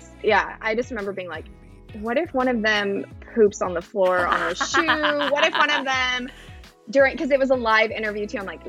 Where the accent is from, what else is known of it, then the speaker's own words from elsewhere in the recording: Southern California, United States; moved away as an adult; now in Arizona, United States; I'm from Southern California, but I live in Arizona now